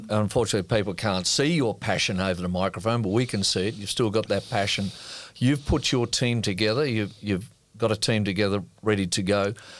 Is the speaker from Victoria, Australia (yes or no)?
yes; Melbourne, Victoria, Australia; now in Cairns, Australia; as kids growing up in Melbourne